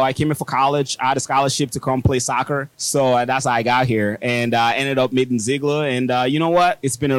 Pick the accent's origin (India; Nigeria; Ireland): Nigeria; moved away as an adult; now in United States; I came from Nigeria